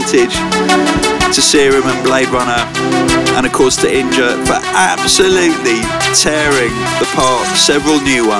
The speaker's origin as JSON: {"language": "English", "region": "London", "country": "United Kingdom", "said": "And I'm from South London too."}